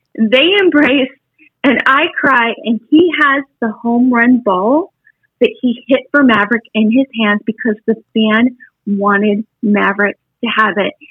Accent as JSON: {"language": "English", "region": "Wyoming", "country": "United States", "said": "I'm from Wyoming."}